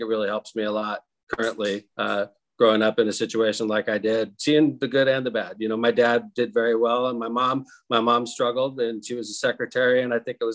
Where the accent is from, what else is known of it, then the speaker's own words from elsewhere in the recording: Northern California, United States; now in Hammond, United States; I grew up in Northern California